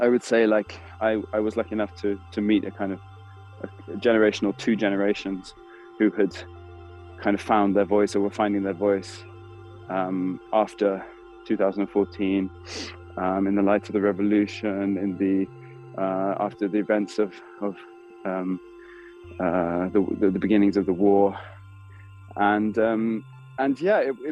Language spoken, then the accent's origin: English; United Kingdom; now in Berlin, Germany; I'm a British Berlin-based theatre director and producer.